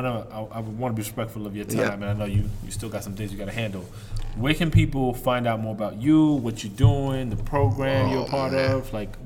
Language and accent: English; New York City, New York, United States; I'm from the Bronx.